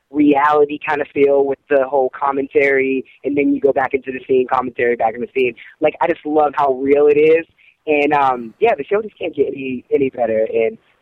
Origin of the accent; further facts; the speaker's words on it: Pittsburgh, Pennsylvania, United States; accent: Pittsburgh twang; now in Los Angeles, United States; I'm from Pittsburgh, so I guess that's my little Pittsburgh twang in my voice